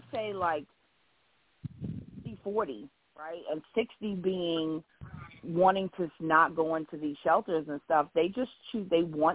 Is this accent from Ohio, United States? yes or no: no; New York, United States; now in Alabama, United States; I'm originally from New York, but I live in Alabama